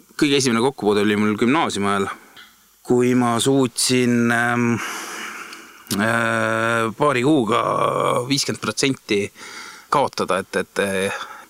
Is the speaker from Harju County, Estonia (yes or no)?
no; Viljandi, Viljandi County, Estonia; moved away as an adult; also born or lived in Tallinn; ma olen Viljandist pärit ja peale gümnaasiumi lõpetamist ähm, tulin suure hooga Tallinnasse EBS-i õppima